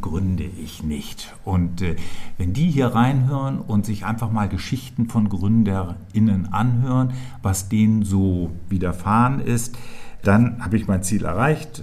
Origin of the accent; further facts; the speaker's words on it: Schleswig-Holstein, Germany; also born or lived in Hamburg area; now in Berlin, Germany; Ich bin 1959 in Schleswig-Holstein geboren. Das ist meine Heimat.